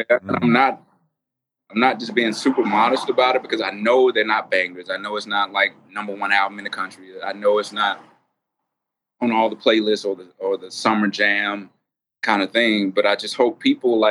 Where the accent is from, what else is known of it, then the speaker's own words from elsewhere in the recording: Atlanta, Georgia, United States; I'm like from Atlanta